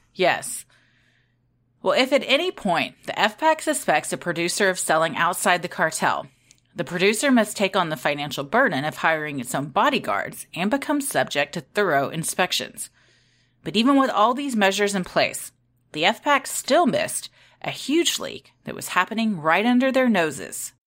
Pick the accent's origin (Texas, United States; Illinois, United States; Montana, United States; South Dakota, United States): Texas, United States; we're from Texas.